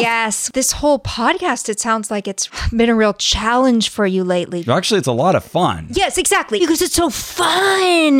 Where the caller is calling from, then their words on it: Fort Lauderdale, Florida, United States; I'm calling from Fort Lauderdale, Florida